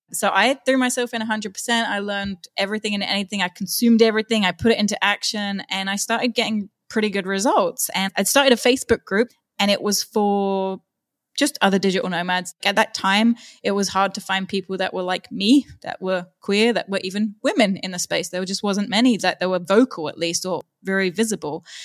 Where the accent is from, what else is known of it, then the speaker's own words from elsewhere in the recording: London, United Kingdom; moved away as an adult; also born or lived in Austria; growing up in London, it's pretty open-minded and I never really had any issues there.